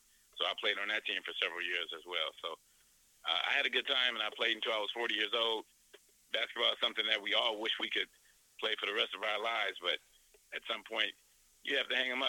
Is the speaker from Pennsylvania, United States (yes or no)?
no; San Francisco, California, United States; moved away as an adult; also born or lived in New Orleans, Louisiana / Venezuela; I grew up in San Francisco. Like you mentioned, I was born in New Orleans. Growing up in California was a great situation